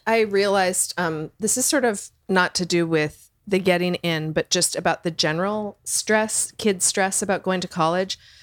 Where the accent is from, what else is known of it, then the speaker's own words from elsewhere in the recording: Canada; moved away; I'm Canadian and we didn't, it's a different system